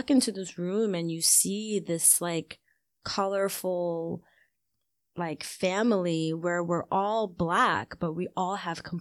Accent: Ghana; being Ghanaian is to me it is my it's the the number one way that I identify myself. Like I see myself as Ghanaian and I see myself as African before anything else.

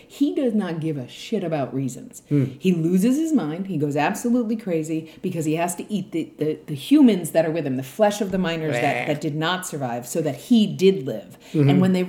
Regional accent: New York, United States; Being from New York

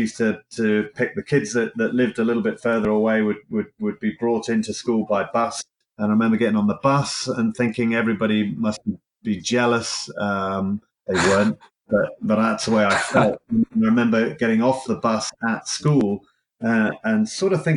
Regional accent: Cornwall, South West England, United Kingdom; I'm not from Liverpool or Merseyside. I'm from a county called Cornwall in the UK, which is right down the bottom of England

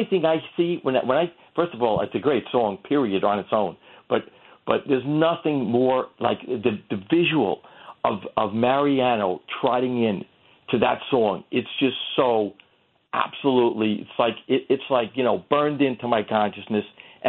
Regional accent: New York City, New York, United States; I grew up really mostly in Queens

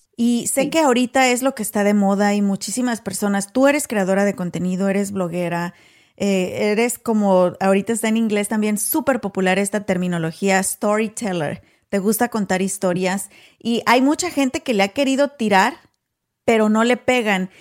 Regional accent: Apaseo el Alto, Guanajuato, Mexico; first language Spanish; moved away as an adult; now in United States; soy originaria de Apaso el Alto, Guanajuato

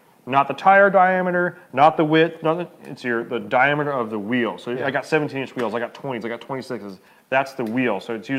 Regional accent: United States; I'm an American

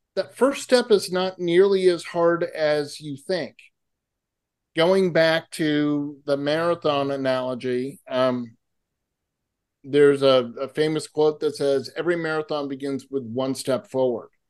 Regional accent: Massachusetts, United States; now in California, United States; I grew up in Massachusetts

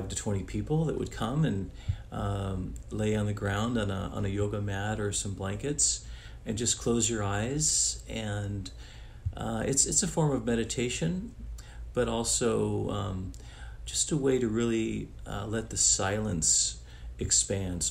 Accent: Italy; now in United States; I'm originally from Italy, but been in the United States for a long time

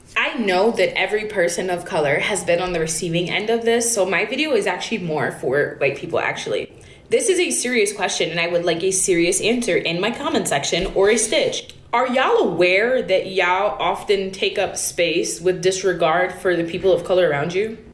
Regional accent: New York City, New York, United States; I'm from New York City

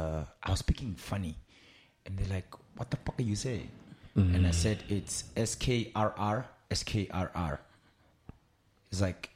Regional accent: South Africa; moved away; I'm from Poch.

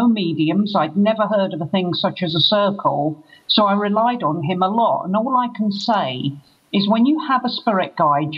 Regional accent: London, United Kingdom; now in Glastonbury, United Kingdom; I'm originally a Londoner, but I live in Glastonbury

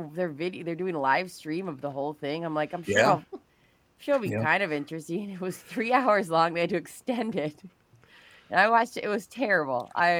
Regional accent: Minnesota, United States; We're Minnesotan.

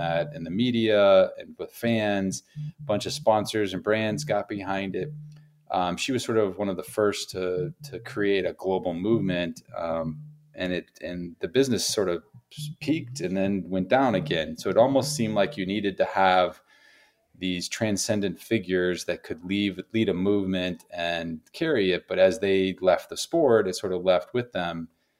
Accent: Tucson, Arizona, United States; born there; I mean, I was born in Arizona. I was born in Tucson, so I love Arizona too.

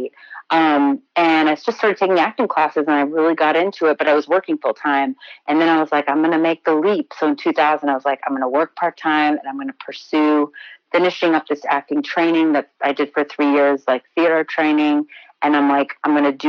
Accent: Elyria, Ohio, United States; moved away as an adult; also born or lived in Baltimore; now in New York, United States; I grew up in Ohio in a small town called Elyria

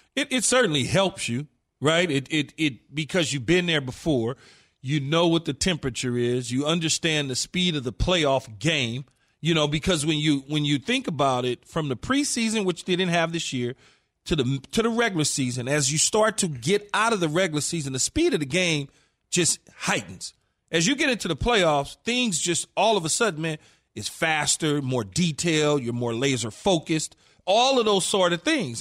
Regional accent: Los Angeles, California, United States; I'm a homer from Los Angeles

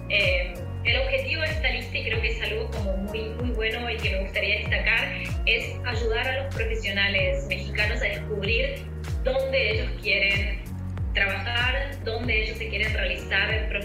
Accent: Buenos Aires, Argentina; moved away as an adult; now in São Paulo, Brazil; por mi acento ya lo deben adivinar que soy Argentina

